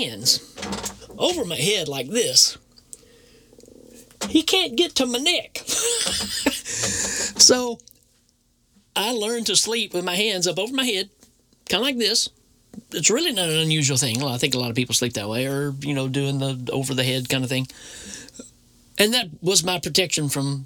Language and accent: English; Tennessee, United States; I grew up in Tennessee, so very strong Bible Belt